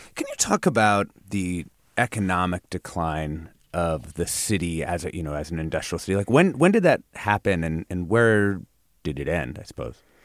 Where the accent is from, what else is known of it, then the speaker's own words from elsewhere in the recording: Southern Washington State, United States; where I grew up in Southern Washington State